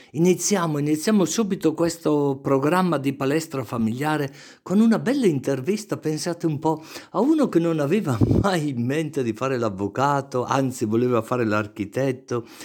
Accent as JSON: {"language": "Italian", "town": "Brescia", "region": "Lombardy", "country": "Italy", "said": "Brescia Centro, sì."}